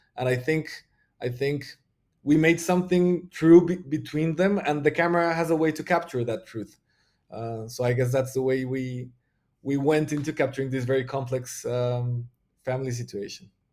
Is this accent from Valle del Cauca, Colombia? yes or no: no; Bogota, Bogotá Capital District, Colombia; I'm from Bogota, which is the, like, the biggest city in Colombia